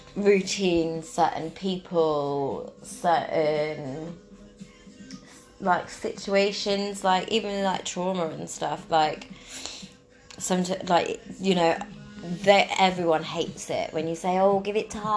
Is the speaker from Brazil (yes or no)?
no; Cornwall, South West England, United Kingdom; I'm in Cornwall going to London, but, like, I'm Cornish